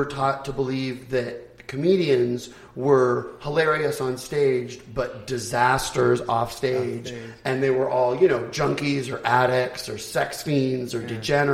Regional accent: Phoenix, Arizona, United States; moved away; also born or lived in Los Angeles, California; And I grew up in Phoenix. And then moved to LA I lived there for 30 years

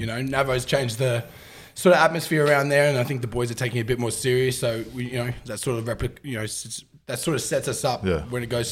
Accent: Brisbane, Queensland, Australia; grew up in Westside, Brizzy, Brookfield, Pullenvale area

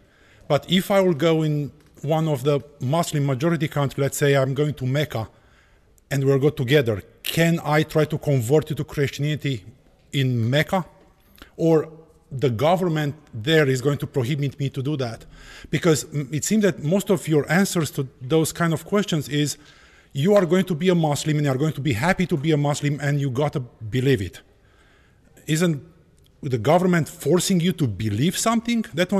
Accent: Romania; now in United States; I came from Romania, which is was a communist country, and in the past was dominated by Muslim.

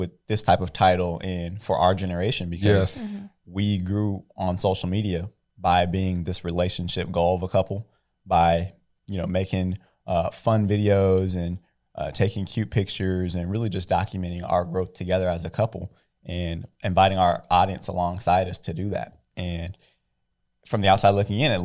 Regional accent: Bakersfield, California, United States; we're from Bakersfield

